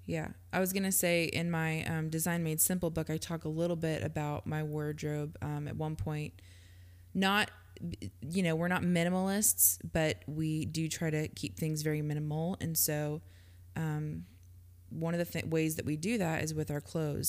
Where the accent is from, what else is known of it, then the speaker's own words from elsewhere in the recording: Georgia, United States; I grew up in Georgia